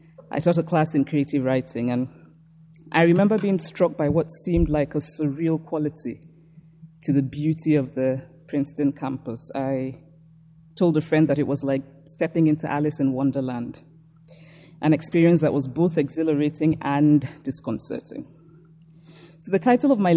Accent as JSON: {"language": "English", "town": "Nsukka", "region": "Enugu State", "country": "Nigeria", "tie": "born or raised there", "said": "I was born and raised in Nsukka, a small university town in Nigeria"}